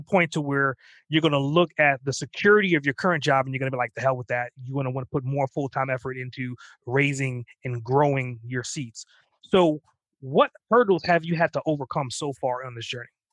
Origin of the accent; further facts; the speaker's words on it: Trinidad & Tobago; I'm actually from the island, so I'm from Trinidad